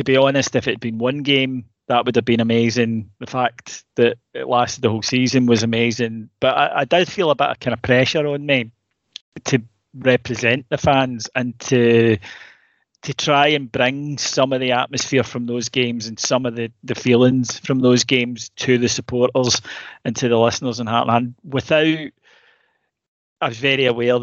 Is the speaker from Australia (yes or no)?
no; hometown near Glasgow, Scotland, United Kingdom; I'd get on my train in my hometown